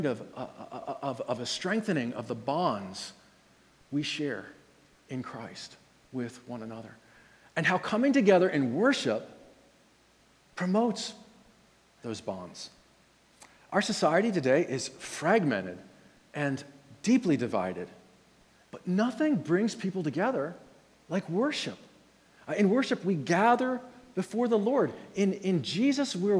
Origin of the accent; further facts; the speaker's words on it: Red Lion, Pennsylvania, United States; I'm from Red Lion